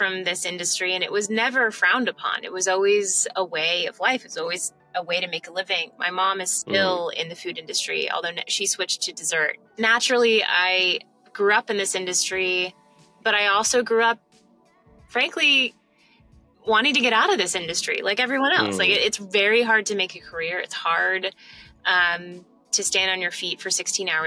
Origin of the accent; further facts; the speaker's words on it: Kansas City, Missouri, United States; moved away as an adult; also born or lived in Charleston, South Carolina; now in New York, United States; I grew up in Kansas City